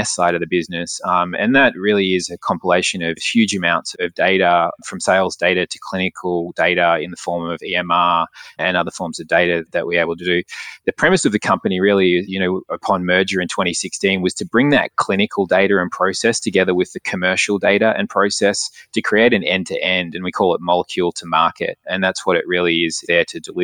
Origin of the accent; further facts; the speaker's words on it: Australia; moved away as an adult; also born or lived in London; I grew up in Australia